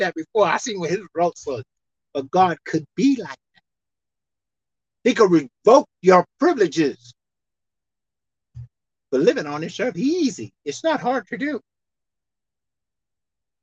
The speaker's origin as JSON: {"language": "English", "country": "United States", "tie": "born or raised there", "said": "I'm an American citizen. Consider me as American. That's what I am. I was born and raised here."}